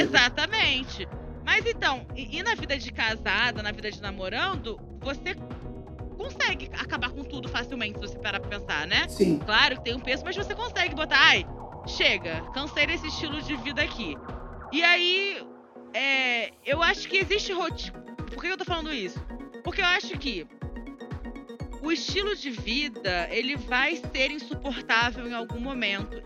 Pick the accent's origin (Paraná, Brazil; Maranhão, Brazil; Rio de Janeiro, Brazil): Rio de Janeiro, Brazil; minha cidade natal, Rio de Janeiro